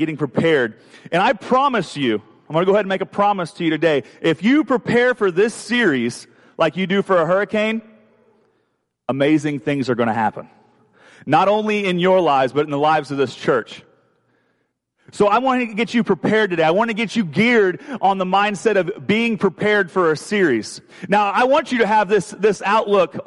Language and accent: English; Indiana, United States; moved away; I'm from Indiana, and we don't have hurricanes in Indiana.